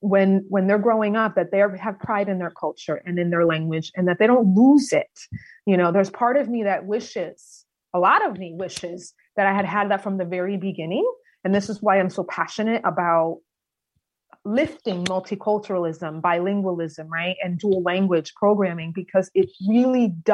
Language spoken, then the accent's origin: English; Meriden, Connecticut, United States; I've been born and raised in Meriden, Connecticut